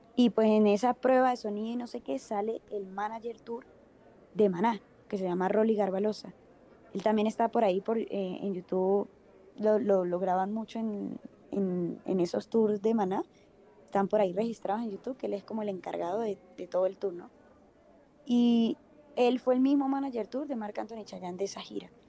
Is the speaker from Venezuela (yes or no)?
yes; Venezuela; moved away as an adult; now in Bogotá, Colombia; yo soy venezolana, eh, llevo ya igual como 8 o 9 años casi acá en Bogotá, Colombia